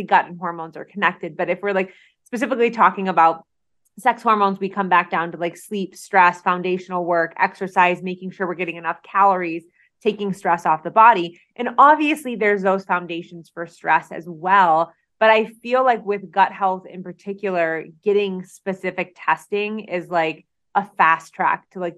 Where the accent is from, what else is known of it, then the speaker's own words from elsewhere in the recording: Detroit, Michigan, United States; I'm from Detroit. I'm a Detroit girl.